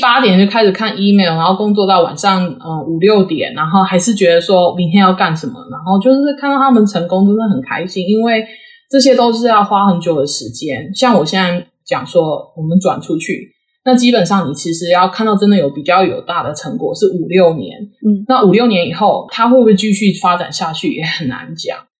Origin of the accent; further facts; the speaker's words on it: Taiwan; moved away; 其实我是台湾土生土长，然后呢，我去长庚念书嘛，所以我是长庚生医系毕业的